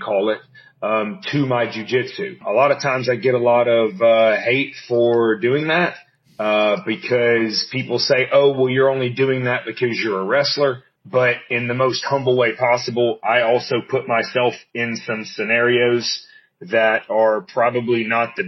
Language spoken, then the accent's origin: English; United States; I'm actually from the States